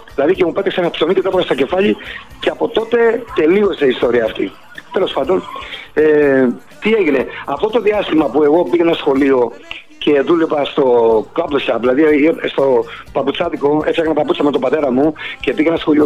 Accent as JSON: {"language": "Greek", "town": "Boston", "region": "Massachusetts", "country": "United States", "tie": "born or raised there", "also_born_or_lived": "Salamis, Greece", "moved": "yes", "lives_now": "Athens, Greece", "said": "πήγαμε στο θείο μου που μας είχε καλέσει στην Αμερική στη Βοστόνη και μείναμε ε, Μέρεπεν, στο Μέρεπεν. Εκεί μεγάλωσα."}